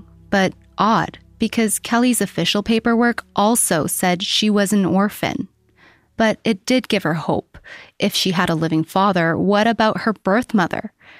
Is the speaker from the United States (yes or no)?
no; Canada; also born or lived in South Korea; I was born in South Korea and came to Canada when I was 3 years old. But I came with my parents and know about my roots, my Korean culture.